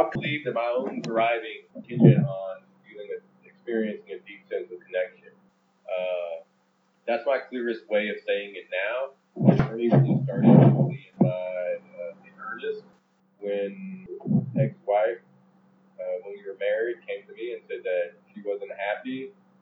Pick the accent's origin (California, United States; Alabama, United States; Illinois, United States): Alabama, United States; also born or lived in El Salvador / Georgia / Mississippi; I grew up in the Deep South in Georgia, Alabama, Mississippi. But particularly in Alabama, when I started school